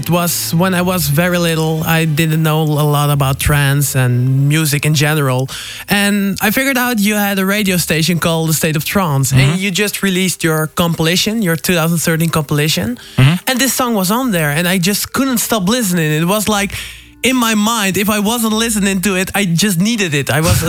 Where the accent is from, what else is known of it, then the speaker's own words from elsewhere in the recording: Amsterdam, North Holland, Netherlands; I'm from Amsterdam